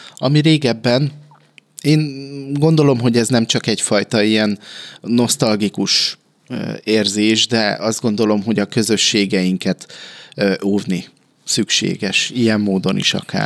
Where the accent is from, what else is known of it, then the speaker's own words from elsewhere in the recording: Békéscsaba, Békés, Hungary; 42 éves vagyok, itt születtem, itt éltem mindig, nem éltem máshol sosem